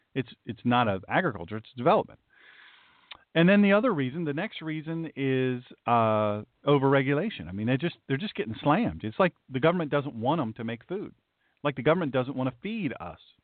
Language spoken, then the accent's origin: English; the South, United States; accent: southern; my southern accent